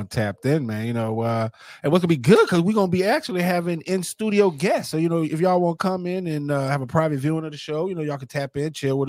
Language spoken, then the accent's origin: English; Seattle, Washington, United States; I grew up in Seattle.